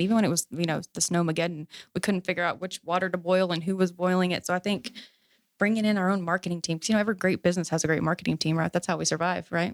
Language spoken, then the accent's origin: English; Fort Worth, Texas, United States; also born or lived in Azle, Texas / North Richland Hills, Texas; I grew up in Oakhurst and we work over off of, you know, two eighty-seven Riverside